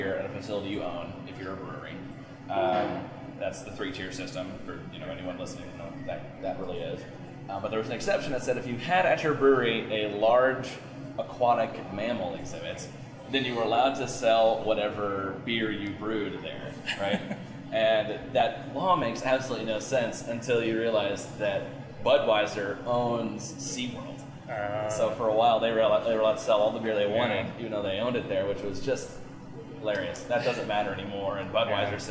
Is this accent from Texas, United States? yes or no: yes; Texas, United States; now in Seattle, United States; I'm originally from Texas